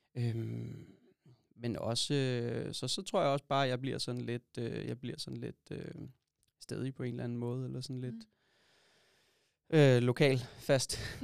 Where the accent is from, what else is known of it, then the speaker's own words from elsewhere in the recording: Holbæk, Zealand, Denmark; i Holbæk, hvor jeg kommer fra